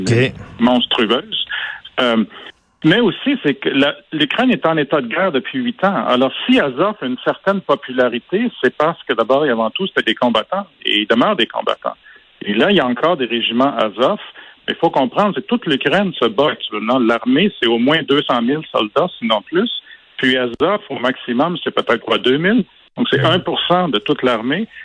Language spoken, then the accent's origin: French; Quebec, Canada; j'ai grandi au Québec